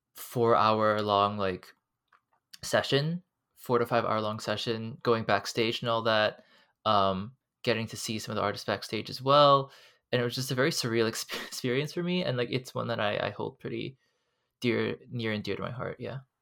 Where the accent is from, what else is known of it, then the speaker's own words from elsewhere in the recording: Hong Kong; moved away as an adult; now in United States; I am an international student, and, um, I come from Hong Kong